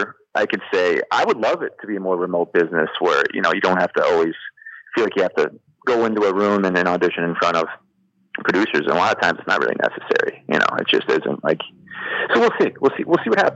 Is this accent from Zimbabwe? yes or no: no; Midwest, United States; now in Los Angeles, United States; I'm from the Midwest